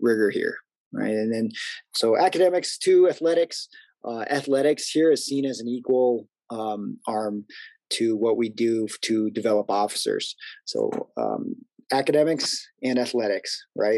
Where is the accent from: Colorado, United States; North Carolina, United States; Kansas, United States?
Colorado, United States; Colorado Springs; moved away; I grew up in Colorado Springs